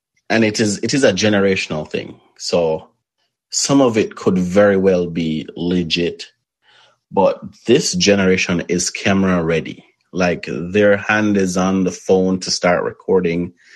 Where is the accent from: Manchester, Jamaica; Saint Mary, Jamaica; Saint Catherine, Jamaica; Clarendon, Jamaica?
Manchester, Jamaica; Mandeville; also born or lived in Spalding, Jamaica; I don't feel like I grew up in Mandeville. Yes, right. I lived there.